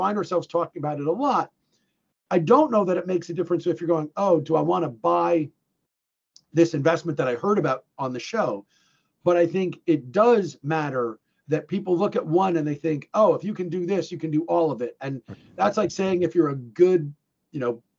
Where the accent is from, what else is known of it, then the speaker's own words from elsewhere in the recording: New Jersey, United States; also born or lived in Illinois / New England; I grew up in New Jersey. Okay. Most of my life was my youth was spent in New Jersey